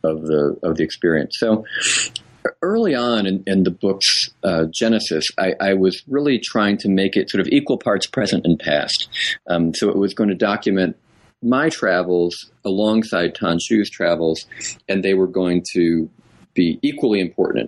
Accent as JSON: {"language": "English", "region": "New England", "country": "United States", "tie": "born or raised there", "said": "I was raised in New England"}